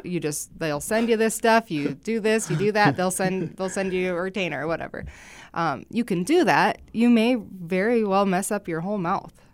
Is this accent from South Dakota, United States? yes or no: yes; Rapid City, South Dakota, United States; also born or lived in Sioux City, Iowa / Vermillion, South Dakota; I'm born and raised in Rapid City